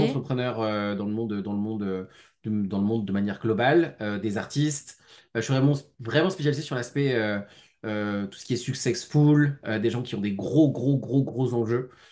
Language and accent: French; Lyon, Auvergne-Rhône-Alpes, France; J'habite sur Lyon. Je suis un, je suis un Lyonnais qui vagabonde quand même pas mal de fois